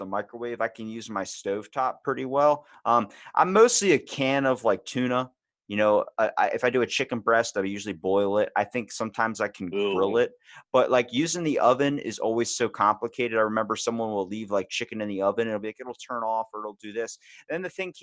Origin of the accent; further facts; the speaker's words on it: Baltimore, Maryland, United States; I'm from Baltimore, so when we talk, it's like Baltimore, and then we say Monday, Tuesday. And I'm like, where did we all get these accents?